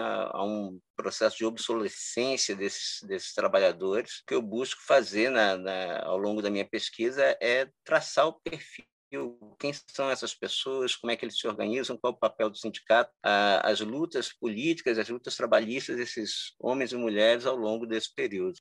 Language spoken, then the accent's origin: Portuguese; Cabo Frio, Rio de Janeiro, Brazil; eu sou de Cabo Frio, né? Eu nasci e fui criado aqui